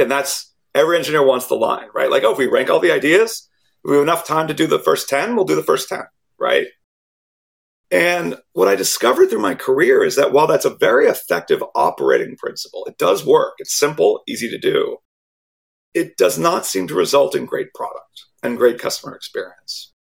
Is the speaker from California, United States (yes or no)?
yes; Silicon Valley, California, United States; born or raised there